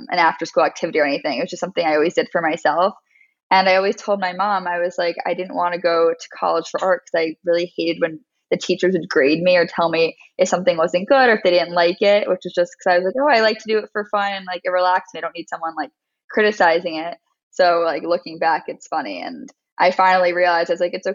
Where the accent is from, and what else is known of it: Westchester, New York, United States; born or raised there; also born or lived in Maryland